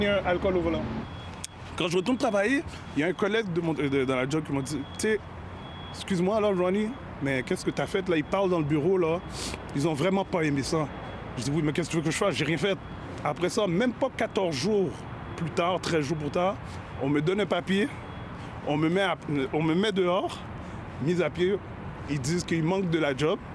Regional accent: Quebec, Canada; je viens de Saint-François.

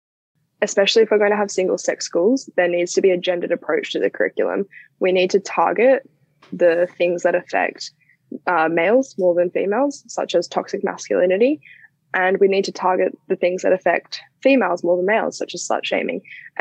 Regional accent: Australia; It's an issue that clearly affects almost everyone who's growing up in Australia right now.

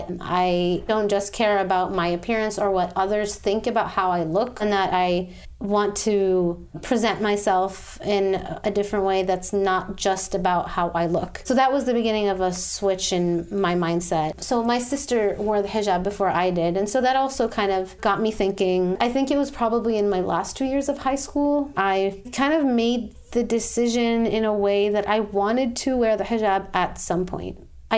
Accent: Saudi Arabia; also born or lived in Jordan; I'm from Jordan. I'm 26 years old. I grew up in Saudi Arabia, very multicultural kind of international community.

